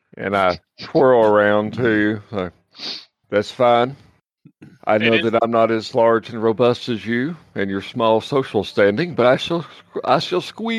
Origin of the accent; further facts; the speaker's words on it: United States; as an American